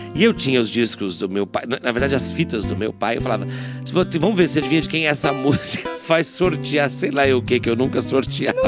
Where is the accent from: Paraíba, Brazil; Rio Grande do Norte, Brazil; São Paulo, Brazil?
São Paulo, Brazil; Bauru; born or raised there